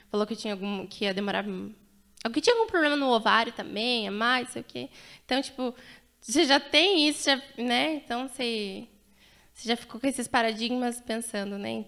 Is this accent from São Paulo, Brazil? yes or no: no; Rio Grande do Sul, Brazil; now in Cianorte, Brazil; sou natural do Rio Grande do Sul. Gaúcha, Tchê. Gaúcha. E atualmente estamos aí, Cianorte.